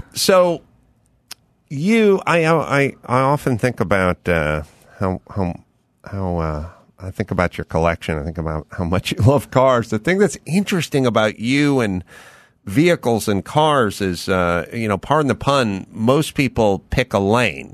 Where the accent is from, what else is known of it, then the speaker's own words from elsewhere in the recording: Los Angeles, California, United States; I grew up out here in North Hollywood